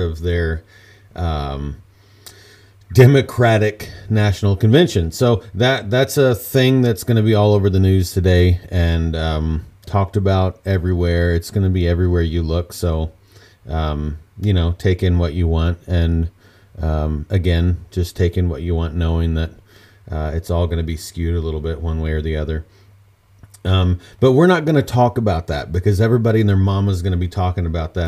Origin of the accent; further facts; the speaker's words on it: Indiana, United States; I grew up in Indiana